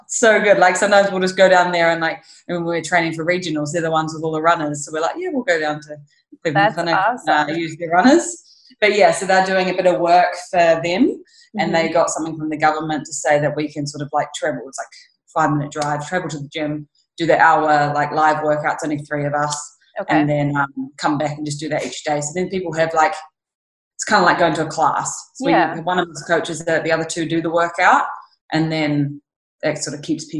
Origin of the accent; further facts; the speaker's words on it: New Zealand; Yeah, so obviously home is very far away from here. Yeah. And very different to here.